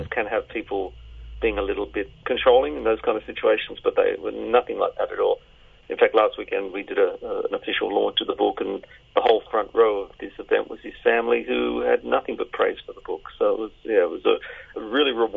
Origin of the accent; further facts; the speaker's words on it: Sydney, New South Wales, Australia; Growing up in Sydney in the 60s and 70s, I was a suburban kid raised on Countdown